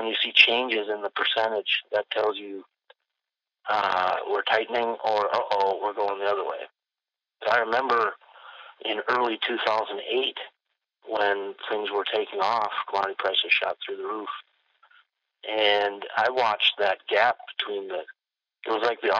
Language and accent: English; Benson, Minnesota, United States; she was working in my hometown of Benson, Minnesota